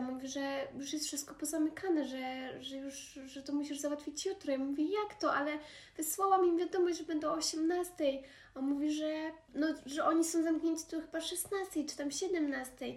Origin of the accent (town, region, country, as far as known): Poland; born or raised there; moved away as an adult